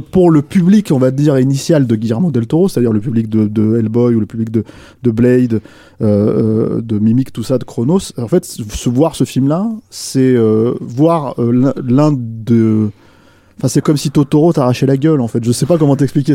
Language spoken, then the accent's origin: French; France; chez nous en France